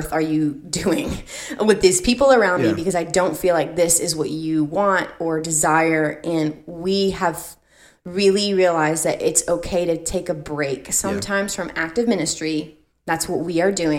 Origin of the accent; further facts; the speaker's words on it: Central Florida, United States; we grew up in Florida. What up? 813 Central Florida